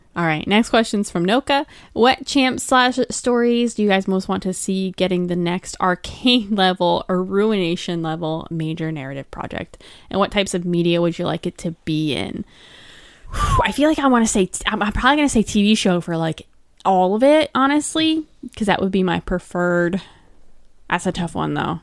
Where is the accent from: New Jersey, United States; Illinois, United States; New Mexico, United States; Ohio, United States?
New Jersey, United States; Toms River; I I grew up across the bridge from Seaside Heights, by the way, where they shot Jersey Shore